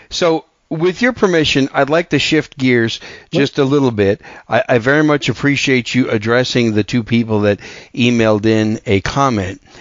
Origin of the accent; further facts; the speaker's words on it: Wisconsin, United States; I'm from Wisconsin.